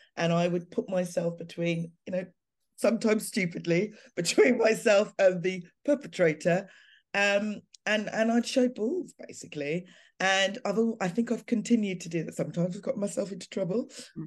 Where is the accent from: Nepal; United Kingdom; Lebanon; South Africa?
United Kingdom; London; my hometown of Clapham. You know, I grew up having the best of experiences there